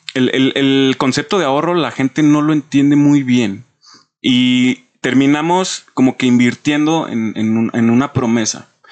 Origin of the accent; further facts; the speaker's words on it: Mexico; tenemos como mexicanos